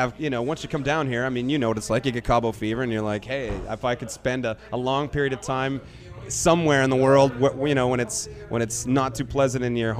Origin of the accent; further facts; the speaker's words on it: Vancouver, British Columbia, Canada; I am from Vancouver.